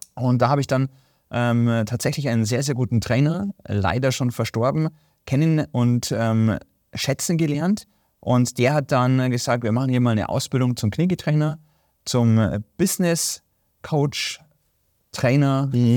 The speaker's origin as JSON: {"language": "German", "country": "Germany", "said": "hier bei uns in Deutschland"}